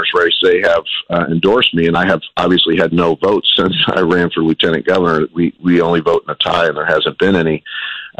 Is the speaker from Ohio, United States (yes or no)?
no; St. Louis, Missouri, United States; I'm originally from North St. Louis